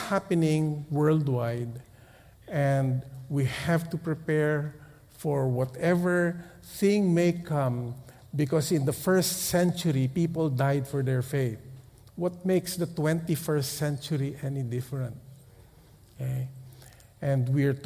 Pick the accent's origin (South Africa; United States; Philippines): Philippines; We come from the Philippines